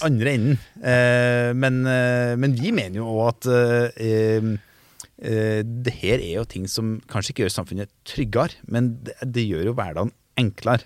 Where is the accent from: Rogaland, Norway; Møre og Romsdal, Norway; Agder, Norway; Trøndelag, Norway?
Trøndelag, Norway; Overhalla; Jeg er jo fra Overhalla, så jeg er jo mm. trønder